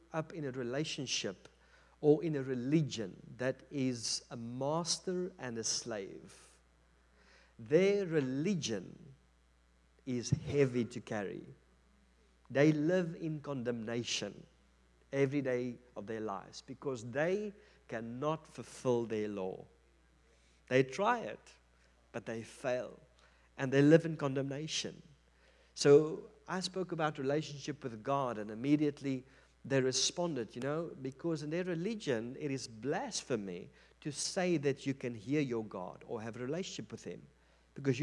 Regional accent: South Africa; I'm from South Africa.

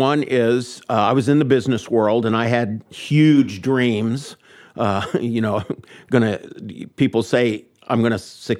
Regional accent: Indianapolis, Indiana, United States; also born or lived in Nashville, Indiana; I grew up here in Indianapolis until I was in the fifth grade. Then we moved down to Brown County, down Nashville, Indiana. I moved on to a 21 acres and a log cabin with mom and dad and my sister Roseanne.

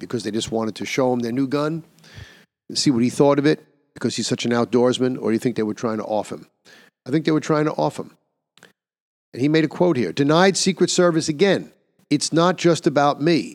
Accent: New York City, New York, United States; my hometown of New York City

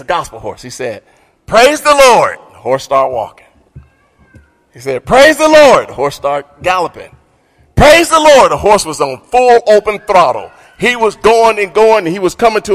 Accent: Martin, Tennessee, United States; moved away; I grew up in Martin, Tennessee, with Tony Kelly

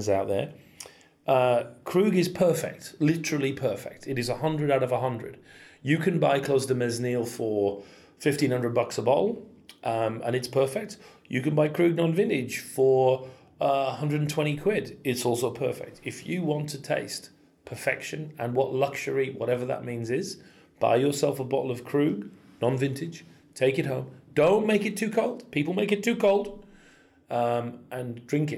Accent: Cumberland, North West England, United Kingdom; I'm a Cumbrian. I'm from Cumberland

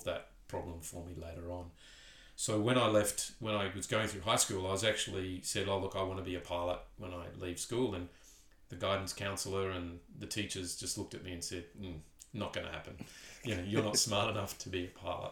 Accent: Townsville, Queensland, Australia; moved away as an adult; also born or lived in Perth / Newcastle / Tindal, Northern Territory; I was born in Townsville, raised in Townsville.

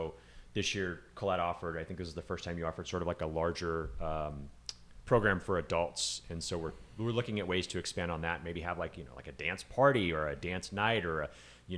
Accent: California, United States; now in San Diego, United States; I mean, I grew up in California, up and down the state, and I moved to San Diego for college in the 90s

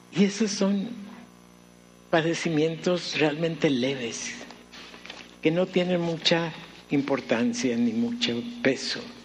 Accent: Mexicali, Baja California, Mexico; recién llegamos a la ciudad de Mexicali, yo tenía uh, iba a cumplir cuatro años

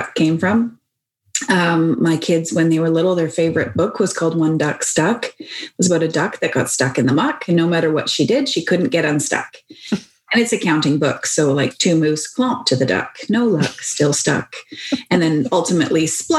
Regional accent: Victoria, British Columbia, Canada; accent: Canadian lilt; I come from Victoria.

